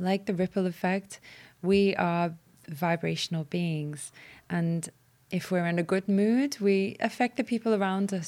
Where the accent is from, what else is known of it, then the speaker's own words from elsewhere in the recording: Walton, England, United Kingdom; as a child growing up in Walton